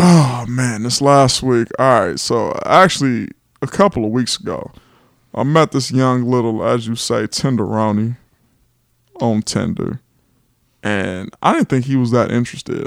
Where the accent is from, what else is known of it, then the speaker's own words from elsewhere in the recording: Los Angeles, California, United States; moved away as an adult; now in Atlanta, United States; I am from California. Eighties baby, twenty-nine years old, grew up in Los Angeles